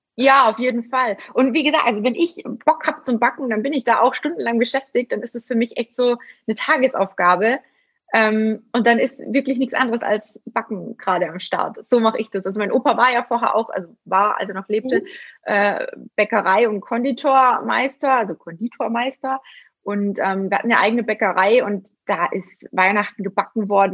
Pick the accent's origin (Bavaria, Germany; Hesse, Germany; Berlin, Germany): Bavaria, Germany; Günzburg; Ich bin ja auch aus dem Schwabenländle, ne? also ich bin ja in Günzburg geboren